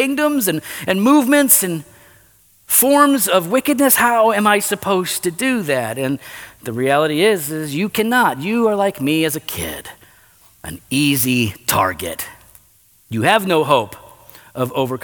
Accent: Geneva, Illinois, United States; also born or lived in West Chicago, Illinois; We moved to Geneva, the mean streets of Geneva, Illinois, right here. And of course, we were in the hood, you know, the east side. And so we were, you know, grew up in this town

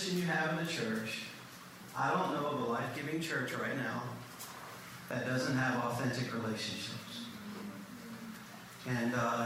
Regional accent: Cajun, Louisiana, United States; being a Cajun

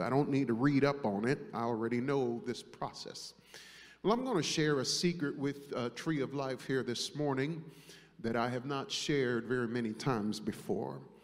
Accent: New York, United States; growing up in New York

